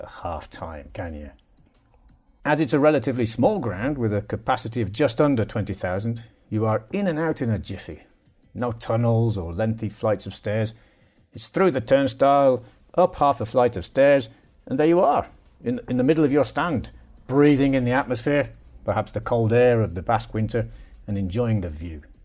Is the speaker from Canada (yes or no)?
no; United Kingdom; One thing I notice as a Brit